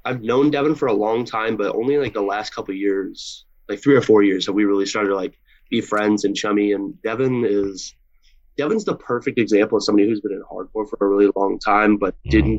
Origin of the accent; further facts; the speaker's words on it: Boise, Idaho, United States; also born or lived in Johnson Creek, Wisconsin; I'm pretty much Boise born and raised